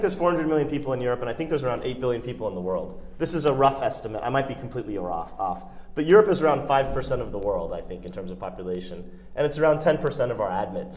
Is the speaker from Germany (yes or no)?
no; United States; I'm an Indian, but I was born and raised in the United States.